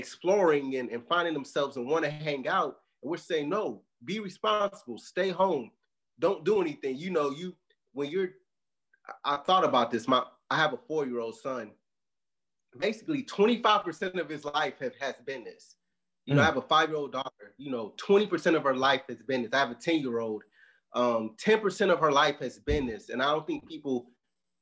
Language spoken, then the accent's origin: English; Chicago, Illinois, United States; moved away; I'm originally from Chicago